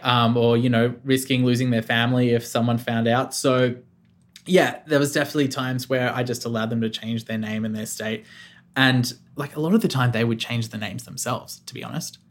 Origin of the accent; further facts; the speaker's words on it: Australia; moved away as an adult; also born or lived in Melbourne; now in central Victoria, Australia; I was born in Melbourne, but I, I, I grew up on the South Coast, and then moved back to Melbourne when I was eighteen